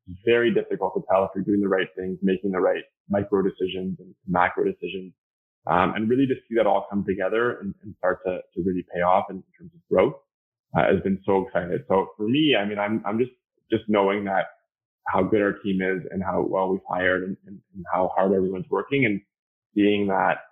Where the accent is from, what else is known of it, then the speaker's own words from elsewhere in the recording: Canada; I'm Canadian